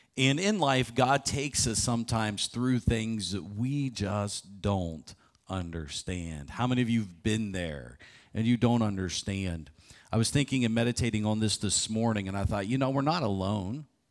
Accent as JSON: {"language": "English", "town": "Morgantown", "region": "West Virginia", "country": "United States", "tie": "born or raised there", "said": "I get to run a marathon in my hometown"}